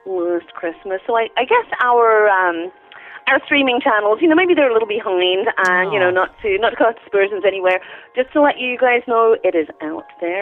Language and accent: English; London, United Kingdom; moved away; I'm a Londoner